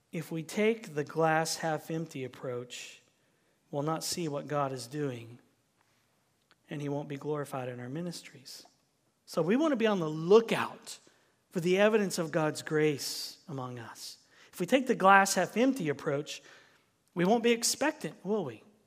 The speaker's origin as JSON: {"language": "English", "region": "Southern United States", "country": "United States", "accent": "Southern", "said": "that's my Southern accent coming out"}